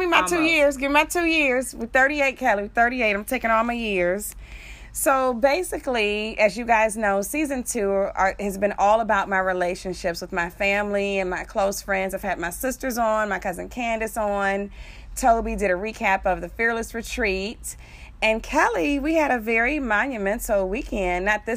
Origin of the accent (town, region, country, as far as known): Detroit, Michigan, United States; born or raised there; moved away as an adult